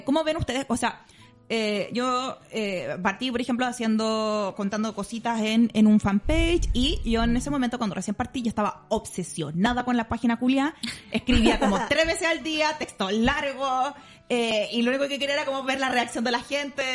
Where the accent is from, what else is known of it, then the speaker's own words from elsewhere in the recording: Maipú, Santiago Metropolitan Region, Chile; era de Maipú, que cuando chicas éramos como los más pobres de la cuadra